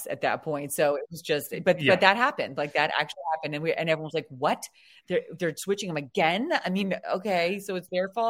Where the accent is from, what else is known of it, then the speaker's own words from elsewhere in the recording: Washington, District of Columbia, United States; And we're from Washington, D.C. area.